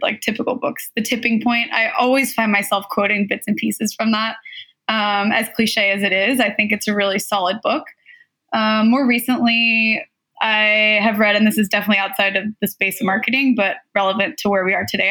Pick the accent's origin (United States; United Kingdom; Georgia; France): United States; Southern California; I was born and raised in Southern California